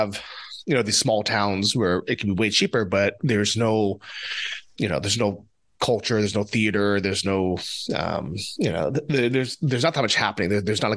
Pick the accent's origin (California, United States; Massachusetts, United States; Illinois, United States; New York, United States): California, United States; San Francisco; also born or lived in Sri Lanka; now in Ukraine; I grew up in San Francisco